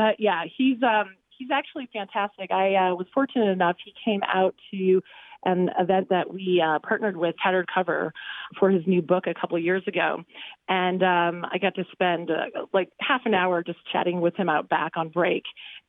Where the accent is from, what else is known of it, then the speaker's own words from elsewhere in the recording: Denver, Colorado, United States; also born or lived in New York / Austria; so I was born in New York, and as a very young child, we kind of moved around the country and ultimately ended up in Denver.